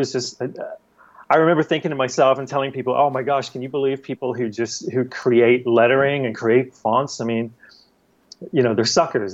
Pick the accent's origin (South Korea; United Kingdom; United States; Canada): United Kingdom; England; moved away; as a youth growing up in England, in the late 80s